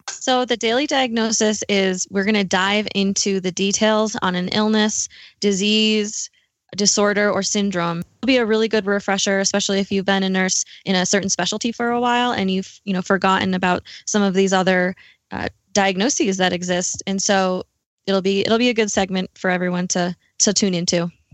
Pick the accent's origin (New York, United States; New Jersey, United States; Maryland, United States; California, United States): New York, United States; moved away as an adult; also born or lived in Milwaukee, Wisconsin; now in Denver, United States; I am originally from New York